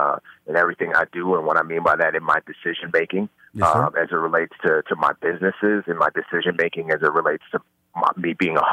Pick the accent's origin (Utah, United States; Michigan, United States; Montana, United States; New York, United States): New York, United States; New York City; I would fluctuate between atheism and agnosticism growing up in the Bronx.